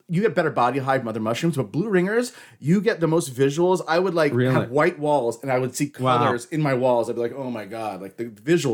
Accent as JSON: {"language": "English", "region": "Washington", "country": "United States", "tie": "born or raised there", "said": "I grew up in Washington State"}